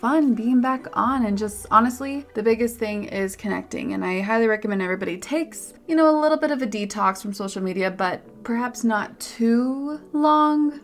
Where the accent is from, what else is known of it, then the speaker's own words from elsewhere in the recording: Park City, Utah, United States; my hometown, Park City, Utah